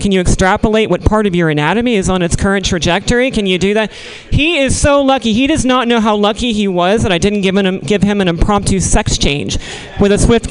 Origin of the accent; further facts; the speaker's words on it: Missouri, United States; moved away; I was born in Missouri